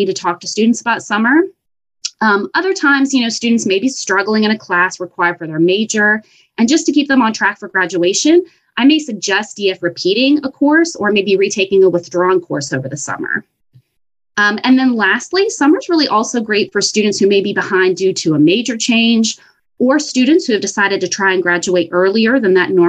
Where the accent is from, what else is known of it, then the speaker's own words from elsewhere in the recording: Bridgeport, West Virginia, United States; I am a West Virginia native. I'm actually from Bridgeport, West Virginia